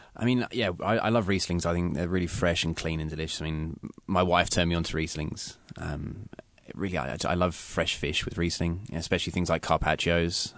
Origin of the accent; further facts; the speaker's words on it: London, United Kingdom; now in Pacific Northwest, United States; I'm from England, from London.